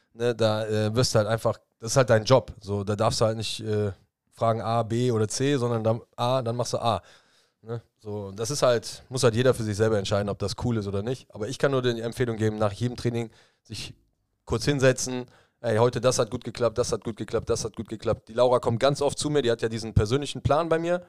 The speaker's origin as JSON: {"language": "German", "country": "Germany", "said": "bei uns in Deutschland"}